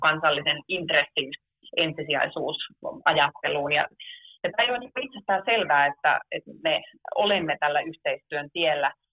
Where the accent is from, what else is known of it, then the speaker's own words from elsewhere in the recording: Oulu, North Ostrobothnia, Finland; oman kotikaupunkini sanomalehti Kalevasta